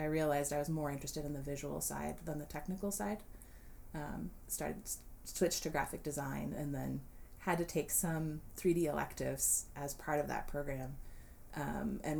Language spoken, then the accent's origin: English; Central Illinois, United States; now in Arlington, United States; I grew up in Central Illinois